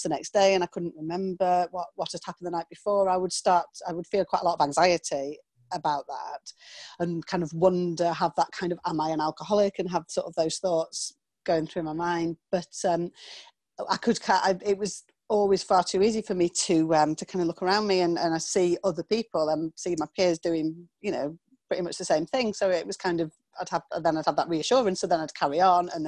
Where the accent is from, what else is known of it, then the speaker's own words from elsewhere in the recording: small town on the Scottish borders, North East England, United Kingdom; I'm from England, from the north of England to be exact. And I grew up in a small town just kind of on the Scottish borders